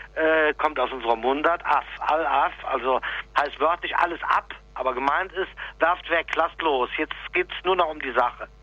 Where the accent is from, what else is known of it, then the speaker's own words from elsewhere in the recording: Rhineland, Germany; bei uns in, in dem Dorf, wo ich geboren bin